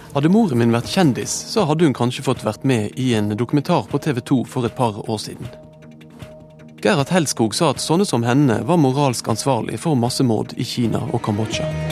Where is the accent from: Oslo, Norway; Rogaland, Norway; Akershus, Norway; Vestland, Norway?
Vestland, Norway; Bergen; barndommen min på Vestre Vadmyra utenfor Bergen på 70-tallet.